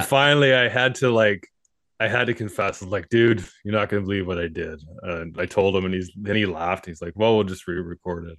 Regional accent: Skeena River, between Prince Rupert and Terrace, BC, British Columbia, Canada; now in southern British Columbia, Canada; we grew up on the Skeena River, basically, between Rupert

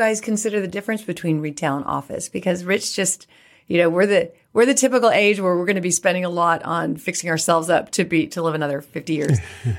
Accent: California, United States; when I started investing, I came from California and had the California mindset, right?

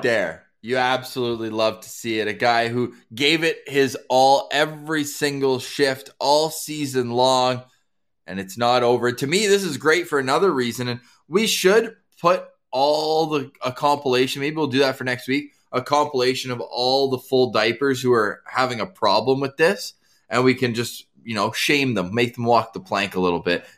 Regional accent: Ottawa, Ontario, Canada; now in Winnipeg, Canada; born and raised in Ottawa

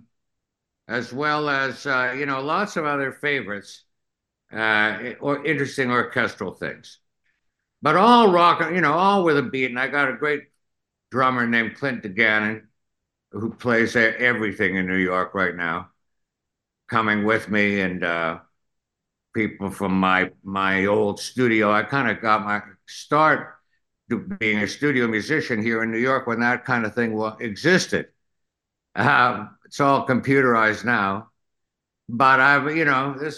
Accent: Thunder Bay, Ontario, Canada; moved away; Thunder Bay, Ontario, Canada. It was called Fort William then.

